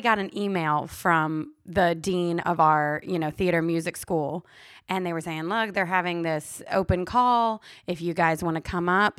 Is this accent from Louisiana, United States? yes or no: yes; Louisiana, United States; moved away as an adult; now in Los Angeles, United States; I'm from Louisiana. We grew up in Mardi Gras